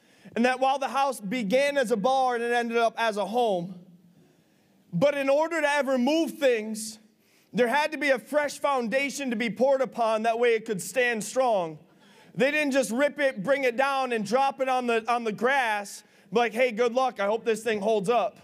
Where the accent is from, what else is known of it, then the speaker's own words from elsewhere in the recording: Big Flats, New York, United States; the house I grew up in Big Flats